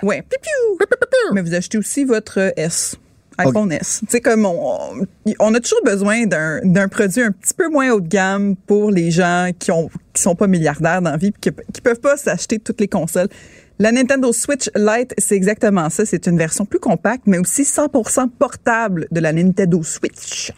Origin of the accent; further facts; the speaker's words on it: Quebec, Canada; on est québécois